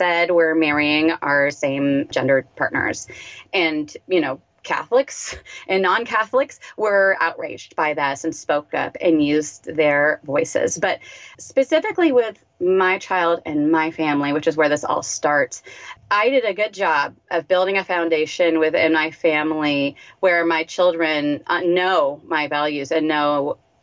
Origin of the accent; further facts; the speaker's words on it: United States; I'm an American.